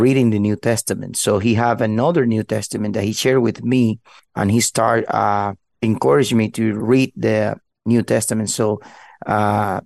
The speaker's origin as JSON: {"language": "English", "country": "Cuba", "tie": "born or raised there", "also_born_or_lived": "Miami", "second_language": "English", "moved": "as an adult", "lives_now": "Dallas, United States", "said": "I was born in Cuba in 1976"}